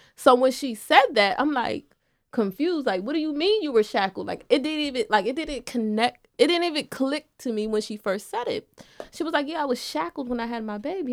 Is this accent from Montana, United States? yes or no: no; Wilmington, Delaware, United States; I was born and raised in Wilmington.